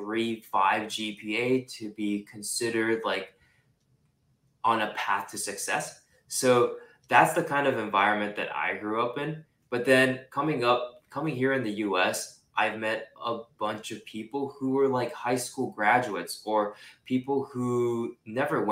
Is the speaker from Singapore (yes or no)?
yes; Singapore; moved away as an adult; also born or lived in Japan; now in California, United States; I was born in Japan. So I'm Japanese, and I was raised there until I was five. And then I grew up in Singapore pretty much my entire life